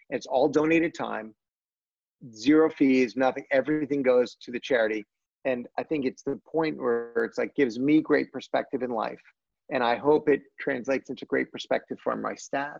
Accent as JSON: {"language": "English", "town": "Washington", "region": "District of Columbia", "country": "United States", "said": "From Washington D.C."}